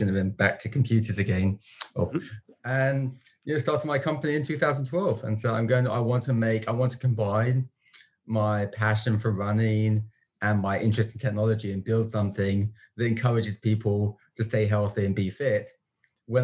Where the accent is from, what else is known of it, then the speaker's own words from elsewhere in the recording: London, United Kingdom; moved away as an adult; also born or lived in United States; now in Vancouver, Canada; So originally from London, from the UK, not the Canadian London